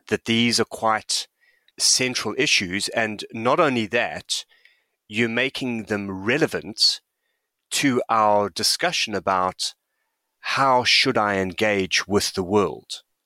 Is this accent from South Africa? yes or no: yes; South Africa; moved away; I'm a white South African who grew up under apartheid. I'm an immigrant. I live in this country